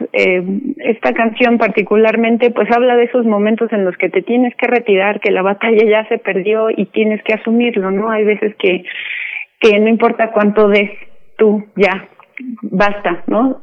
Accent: Mexico City, Mexico; somos mexicanos, pues somos de, de la Ciudad de México

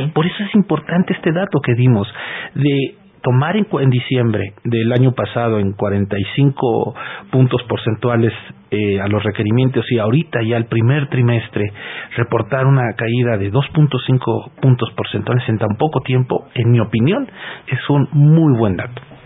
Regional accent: Mexico

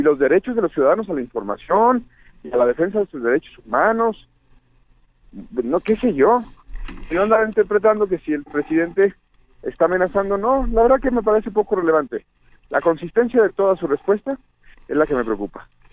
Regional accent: Jalisco, Mexico; moved away; allá en mi tierra, Jalisco

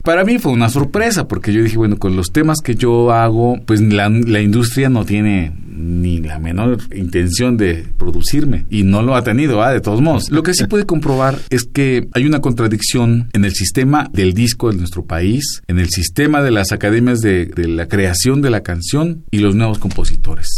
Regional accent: Ecatepec, State of Mexico, Mexico; precisamente de donde yo vengo se llama Tulpetlac, Santa María Tulpetlac

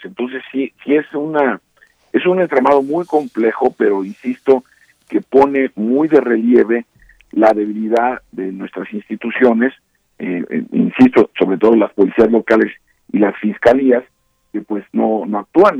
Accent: Mexico

